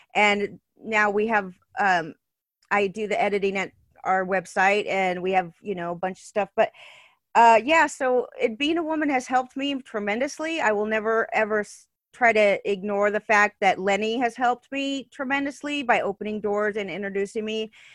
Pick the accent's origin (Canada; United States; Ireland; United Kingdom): United States; Southern California; I was born and raised in Southern California